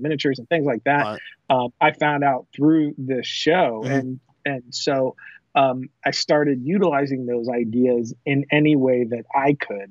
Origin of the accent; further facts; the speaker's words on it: South Florida, United States; moved away as an adult; also born or lived in Orlando, Florida; now in Texas, United States; I am from Florida. I grew up in uh, South Florida.